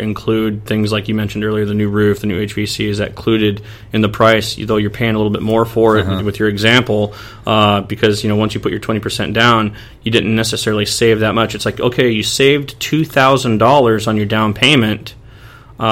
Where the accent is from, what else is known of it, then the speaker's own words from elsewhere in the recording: South Dakota, United States; I'm from South Dakota